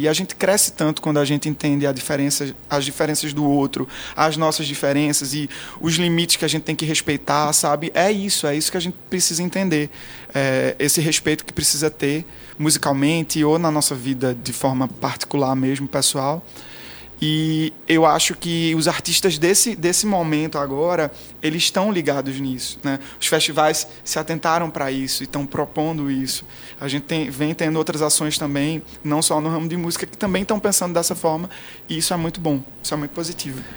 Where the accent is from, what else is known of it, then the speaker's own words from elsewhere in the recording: Garanhuns, Pernambuco, Brazil; sou de Pernambuco, do interior de Pernambuco, de Garanhuns